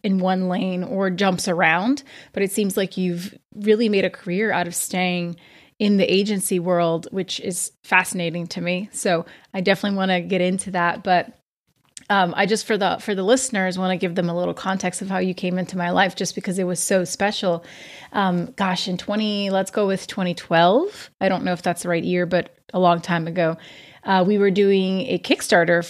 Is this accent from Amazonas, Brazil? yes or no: no; São Paulo, Brazil; São Paulo, Brazil, my hometown